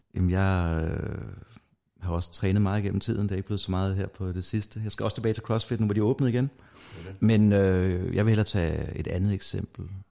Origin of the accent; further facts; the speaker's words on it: North Zealand, Capital Region of Denmark, Denmark; jeg kommer fra Nordsjælland af